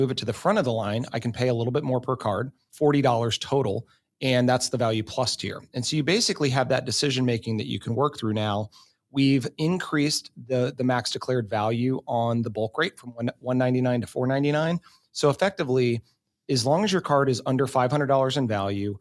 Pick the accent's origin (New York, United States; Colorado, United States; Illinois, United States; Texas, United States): Texas, United States; I'm a Texas Rangers fan too, growing up in Texas.